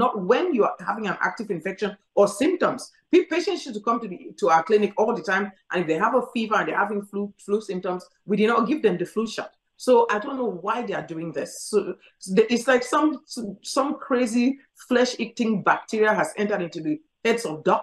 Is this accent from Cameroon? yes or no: yes; Cameroon; moved away; I grew up in Cameroon where malaria was endemic